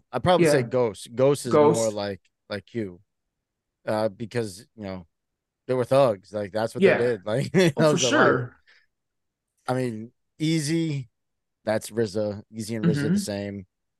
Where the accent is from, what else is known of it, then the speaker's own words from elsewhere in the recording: New York City, New York, United States; I grew up in the Bronx.